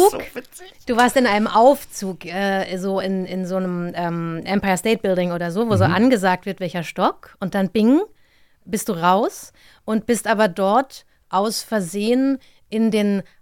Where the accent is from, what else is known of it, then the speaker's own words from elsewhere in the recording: Mainz, Rhineland-Palatinate, Germany; ich bin ja in Mainz aufgewachsen.